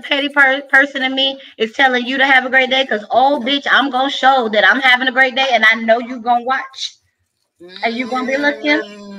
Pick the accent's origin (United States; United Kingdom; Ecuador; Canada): United States; Chicago, Illinois; So I'm from Chicago.